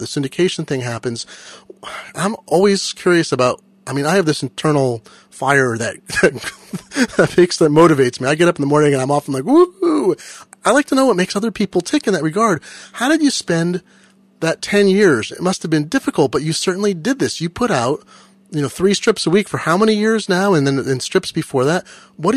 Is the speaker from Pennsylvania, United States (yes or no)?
no; Eugene, Oregon, United States; I grew up in Eugene and Eugene became sort of a bigger city.